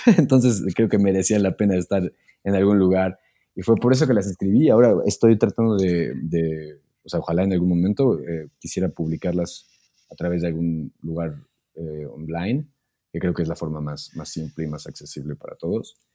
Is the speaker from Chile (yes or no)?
no; Mexico; moved away as an adult; now in Germany; vivir fuera de, mi país por un tiempo